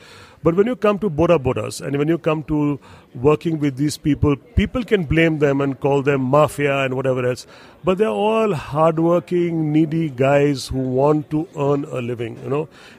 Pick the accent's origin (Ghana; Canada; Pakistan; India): India; moved away; also born or lived in Singapore; I've been born and brought up in India, and I still have ties and roots and family in India, but I had moved to Singapore and then set up a company in Singapore